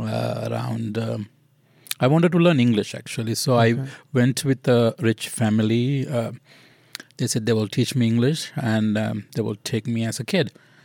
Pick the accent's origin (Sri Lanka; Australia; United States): Sri Lanka; Kandy, Central Province; We're from Kandy. Kandy is mainly the Buddhist city.